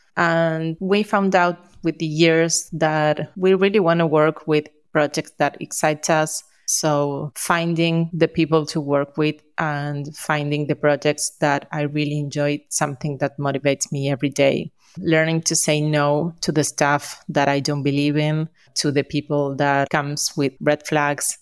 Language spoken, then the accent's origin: English; Argentina; We are from Argentina